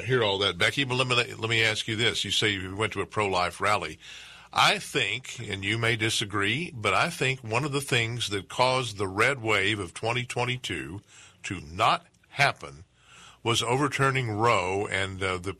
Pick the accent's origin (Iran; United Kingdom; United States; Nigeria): United States; Texas; I'm a white guy from Texas.